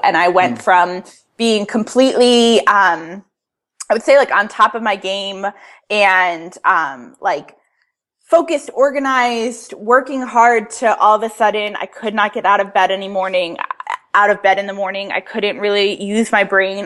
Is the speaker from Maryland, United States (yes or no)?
no; Connecticut, United States; moved away as an adult; now in Atlanta, United States; I moved here three years ago, so I'm originally from Connecticut, and then moved down south for the first time um, being in the South is so completely different from living up north my whole entire life